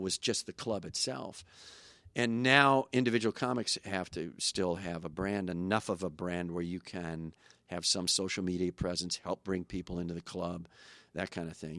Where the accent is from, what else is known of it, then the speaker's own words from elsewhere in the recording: Kenosha, Wisconsin, United States; moved away; Kenosha's changed a lot. My hometown is, used to be just a f, blue-collar factory town